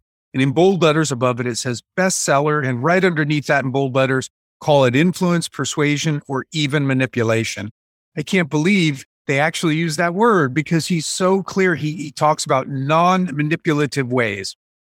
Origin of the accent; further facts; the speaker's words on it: Ohio, United States; also born or lived in Honolulu, Hawaii / New York / California / Connecticut; I grew up all over the place. I was born in Honolulu, Hawaii. I lived in several spots in New York, several spots in California, Connecticut, ultimately Ohio. And all of that happened by the time I was a teenager.